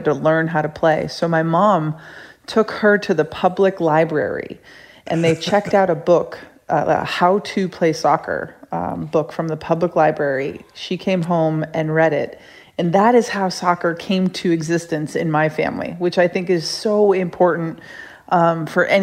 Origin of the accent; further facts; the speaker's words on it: Rochester, New York, United States; I grew up in upstate New York in Rochester